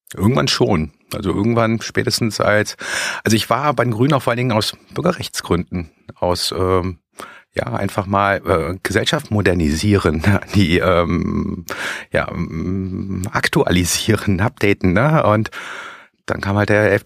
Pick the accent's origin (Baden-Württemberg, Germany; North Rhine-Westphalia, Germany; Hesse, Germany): North Rhine-Westphalia, Germany; Bonn suburbs; ich komme aus dem Speckgürtel von Bonn